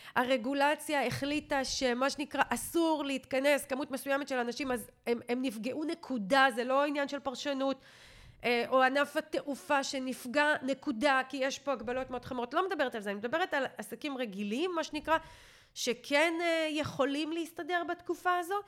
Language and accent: Hebrew; Israel